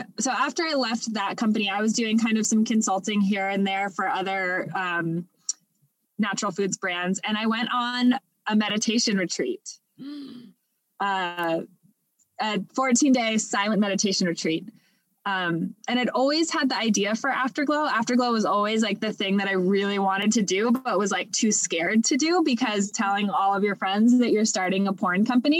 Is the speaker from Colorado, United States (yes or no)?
no; Los Angeles, California, United States; now in Texas, United States; I actually grew up in Los Angeles